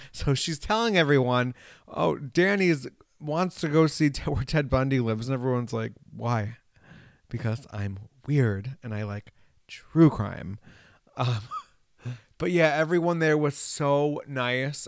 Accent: Hudson Valley, New York, United States; growing up in the Hudson Valley, we have mountains, but not like these

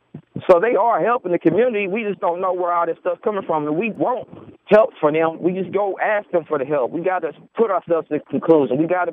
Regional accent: United States; We are part of the American culture. I am American.

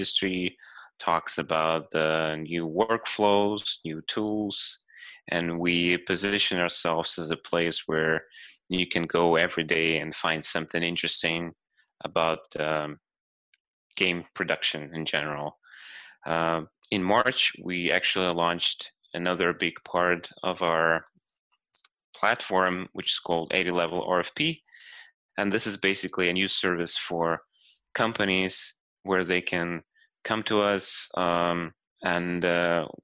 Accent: Ukraine; now in Los Angeles, United States; I'm originally from Ukraine. Right now I'm stationed in Los Angeles.

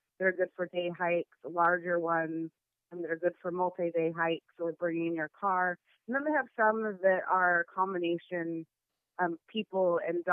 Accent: the Northwest, Pacific Northwest, United States; I'm from the Northwest, and even in the summer, our trails are usually wet and muddy

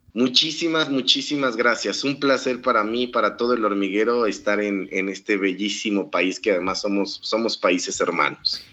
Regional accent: Mexico; nosotros como, mexicanos

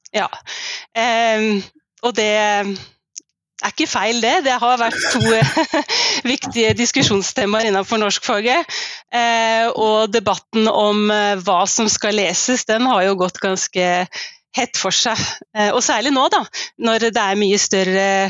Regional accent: Skien, Telemark, Norway; jeg vokste opp i eh, Skien, et par steinkast fra Ibsen Venstøp. Og nå bor jeg i hjembyen min

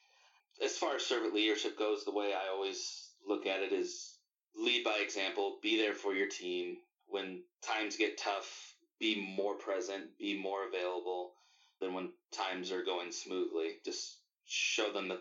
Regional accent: Orange, California, United States; Born and raised. I was born in Orange

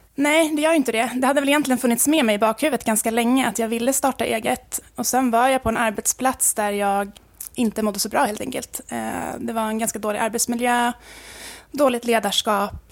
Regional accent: Stockholm, Stockholm County, Sweden; moved away as an adult; now in Sollerön, Sweden; jag är från Stockholm och är uppvuxen där

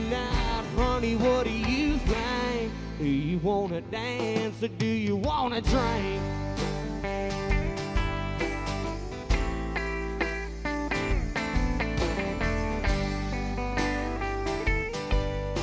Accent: Nazareth, Texas, United States; I'm from Nazareth, Texas

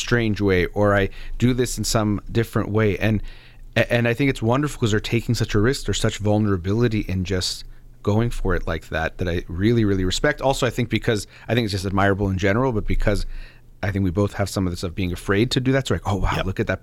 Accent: United States; as a native, I was born in the United States

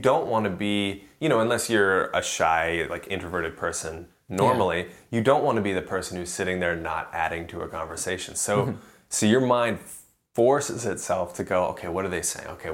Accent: United States; being that American on the road who only spoke English

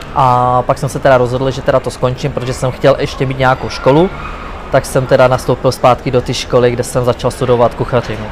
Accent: Czechia; což z Česka

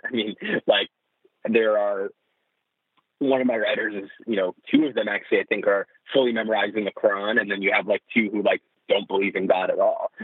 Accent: New Jersey, United States; I grew up in New Jersey.

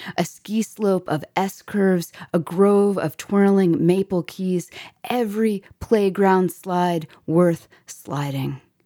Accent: Florida, United States; growing up in Florida

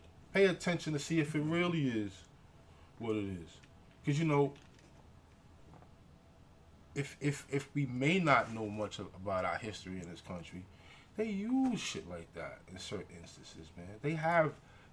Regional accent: New York City, New York, United States; We're not just from the Bronx

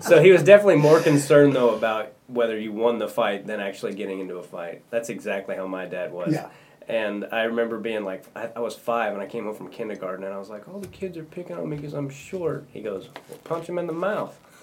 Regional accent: Kansas, United States; I was in six A, which is the biggest division for Kansas

